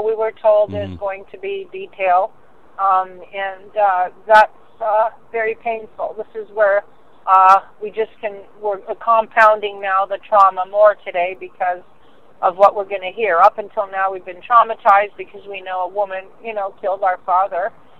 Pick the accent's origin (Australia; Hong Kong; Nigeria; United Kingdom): United Kingdom; London; because a lot of these people are out of town, and I'm from London, right?